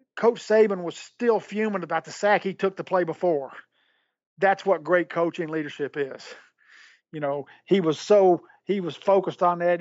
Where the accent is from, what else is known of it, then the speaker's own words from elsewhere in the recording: Nashville, Tennessee, United States; I was living in Nashville, it's my hometown